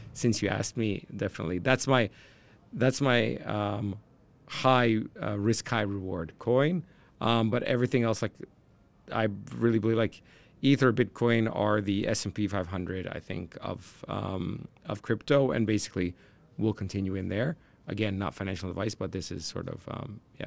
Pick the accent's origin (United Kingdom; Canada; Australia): Canada; I'm from Canada